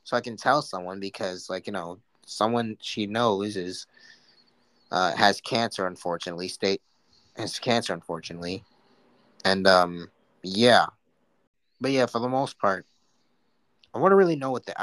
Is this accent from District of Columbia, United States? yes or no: no; New York, United States; I'm from New York